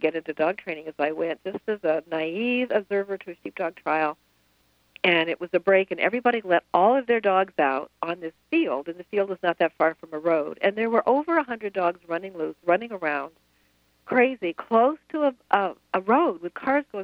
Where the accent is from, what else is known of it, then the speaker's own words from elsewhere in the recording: Madison, Wisconsin, United States; my hometown of Madison